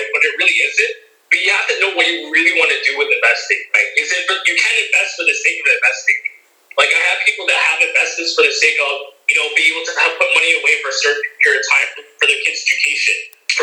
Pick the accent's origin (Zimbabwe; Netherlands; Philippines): Philippines; we're Filipino